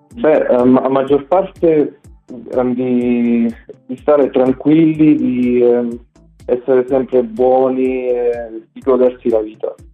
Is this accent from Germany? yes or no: yes; Germany; io sono, sono, nato e cresciuto in Germania